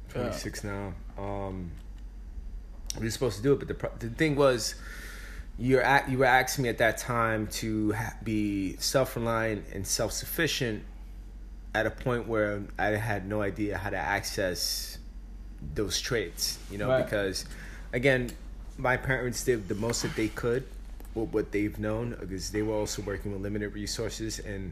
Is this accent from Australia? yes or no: no; Bronx, New York, United States; Because we're from the Bronx.